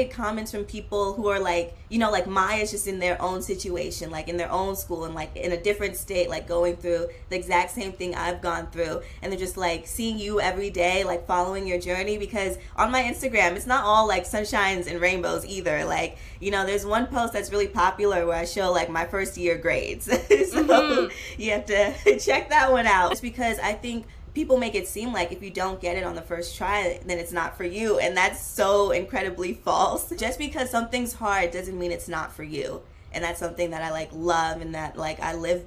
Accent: Oakland, California, United States; I grew up in Oakland, and Oakland is like very diverse

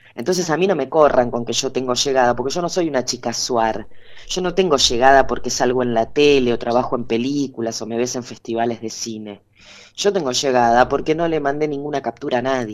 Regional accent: Buenos Aires, Argentina; A mí me da vergüenza a veces decir que soy porteña

